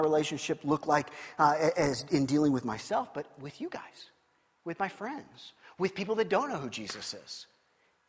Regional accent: Kansas City, United States; I grew up in the Midwest in Kansas City

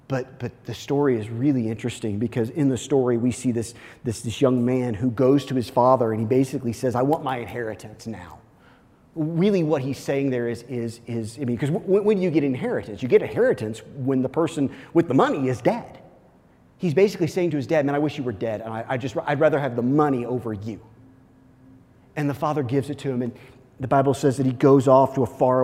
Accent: Kansas City, Missouri, United States; I actually grew up in Missouri, but very close to the Kansas line

